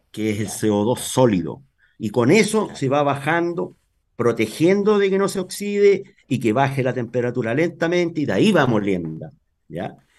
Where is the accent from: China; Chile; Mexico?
Chile; Talca, Maule; En Talca. Yo soy de Talca. Nacido, criado aquí toda mi vida en Talca.